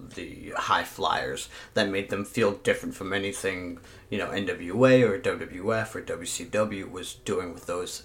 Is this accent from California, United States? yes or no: no; Philadelphia, Pennsylvania, United States; also born or lived in New Jersey; growing up in the Philadelphia area